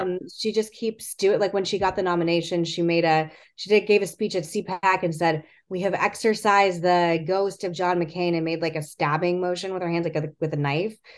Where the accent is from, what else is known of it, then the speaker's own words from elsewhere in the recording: Arizona, United States; my home state